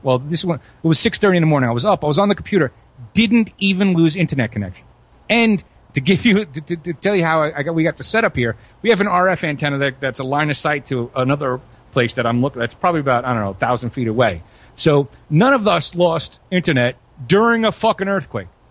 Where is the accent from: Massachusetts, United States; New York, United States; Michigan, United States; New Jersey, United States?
New York, United States; New York City; moved away as an adult; also born or lived in Florida; now in Guatemala; I grew up in Brooklyn too